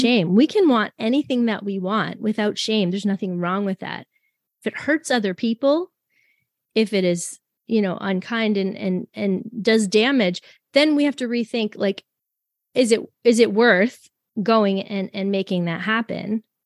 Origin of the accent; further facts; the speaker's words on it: Canada; I'm French Canadian